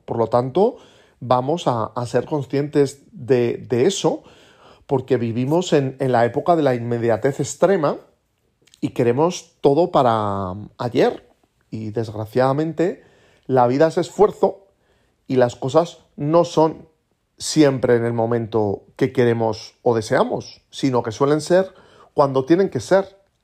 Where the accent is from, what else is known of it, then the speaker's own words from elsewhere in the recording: Aragon, Spain; como buen aragonés